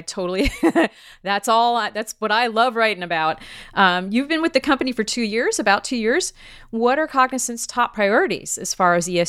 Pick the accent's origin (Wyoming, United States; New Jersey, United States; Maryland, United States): New Jersey, United States; my home state of New Jersey